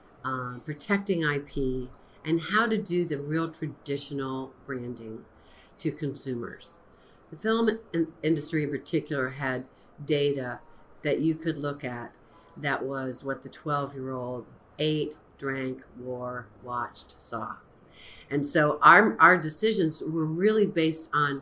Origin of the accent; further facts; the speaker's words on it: Florida, United States; also born or lived in New Orleans, Louisiana; I was raised in the space program in Florida.